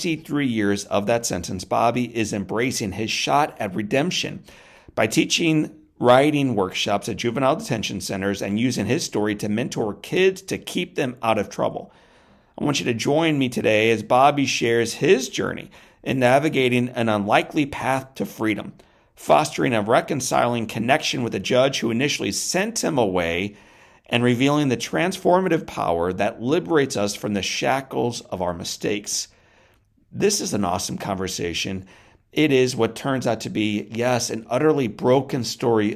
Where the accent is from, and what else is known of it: St. Louis area, Missouri, United States; born or raised there